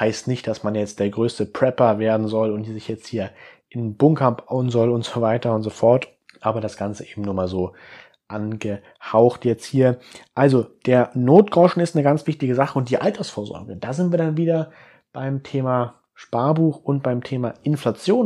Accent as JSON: {"language": "German", "country": "Germany", "said": "ich bin selber aus Deutschland"}